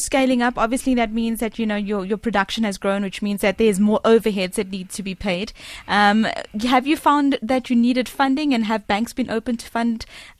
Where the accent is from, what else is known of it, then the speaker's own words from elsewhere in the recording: near Mamelodi, Gauteng, South Africa; I come from Estres, which is right next to Mamelodi.